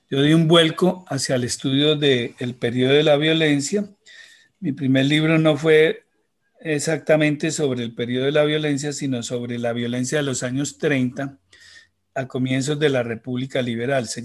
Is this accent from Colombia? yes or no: yes; Bogotá, Colombia; Yo vivía en Bogotá y yo soy nacido en Bogotá